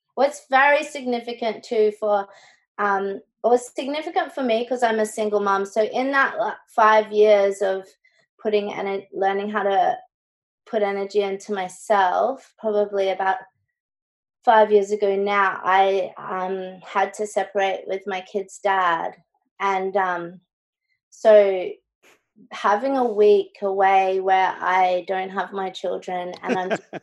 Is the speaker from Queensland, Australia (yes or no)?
yes; Brisbane, Queensland, Australia; now in Gold Coast, Australia; i went to school and grew up in brisbane